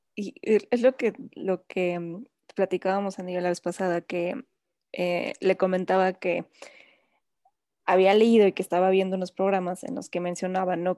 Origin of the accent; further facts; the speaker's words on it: Mexico; como mexicanos